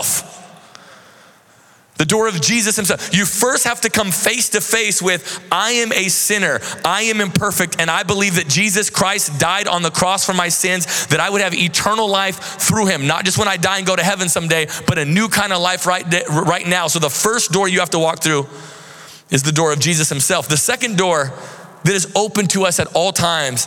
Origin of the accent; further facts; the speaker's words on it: Seattle, Washington, United States; moved away as an adult; now in Central Florida, United States; We're from the Seattle area